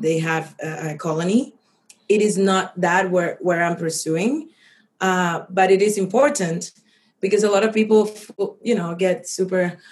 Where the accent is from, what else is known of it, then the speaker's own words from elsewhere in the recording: Cuba; we're kind of like cubans